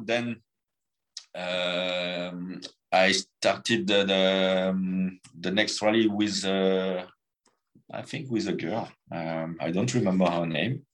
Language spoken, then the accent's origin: English; France; born or raised there